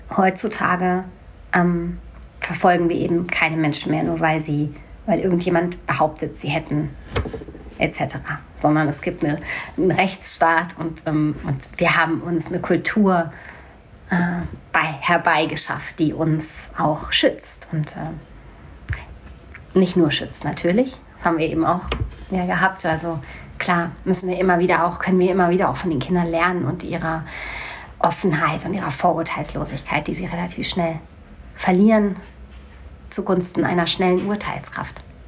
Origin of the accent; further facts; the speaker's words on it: Hanau, Hesse, Germany; also born or lived in Bochum; bin in Bochum geboren ähm, und ich bin mit vier Jahren nach Hanau gekommen. Da bin ich aufgewachsen.